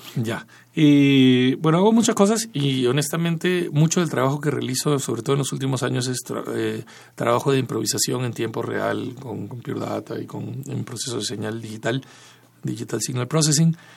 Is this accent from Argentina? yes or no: no; Peru; moved away as an adult; also born or lived in Barcelona, Spain / United States / Tijuana, Mexico; yo crecí en Perú y soy principalmente si hubiera que clasificarme de alguna forma peruano